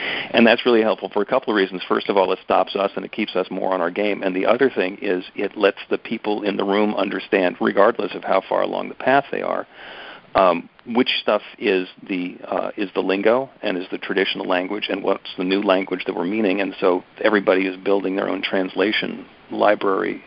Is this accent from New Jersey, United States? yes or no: yes; New Jersey, United States; I grew up in North Jersey